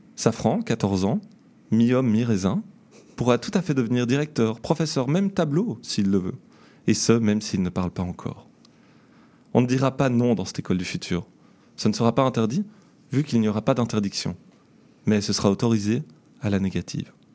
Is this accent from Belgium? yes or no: yes; Belgium; now in Montreal, Canada; je viens de Belgique